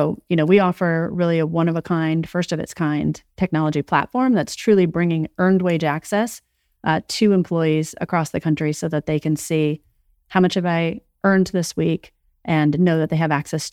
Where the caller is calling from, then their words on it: New Jersey, United States; I am calling in from New Jersey.